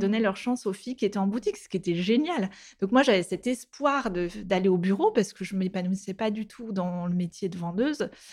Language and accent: French; Nantes, Pays de la Loire, France; on vient de Nantes à la base et on a notre famille là-bas, on a bougé à Nantes.